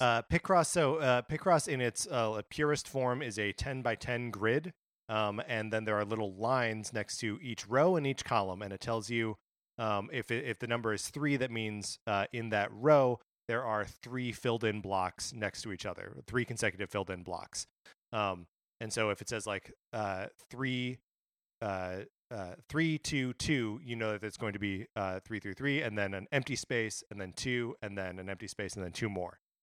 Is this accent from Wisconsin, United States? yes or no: yes; Kenosha, Wisconsin, United States; just outside my hometown, or in my hometown.